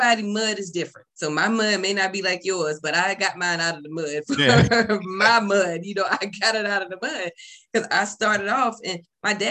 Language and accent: English; the South, United States; also born or lived in California; I'm a down south girl